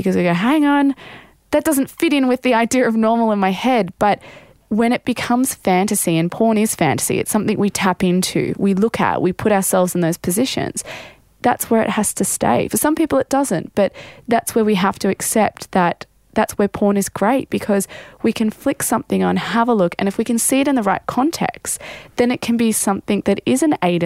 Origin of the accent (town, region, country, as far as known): Australia